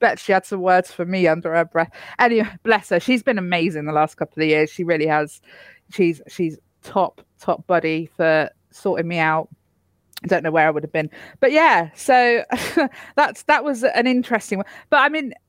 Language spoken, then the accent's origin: English; Cornwall, South West England, United Kingdom; I am Cornish